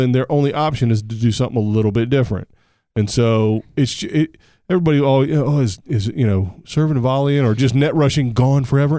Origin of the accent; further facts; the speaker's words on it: United States; I'm an American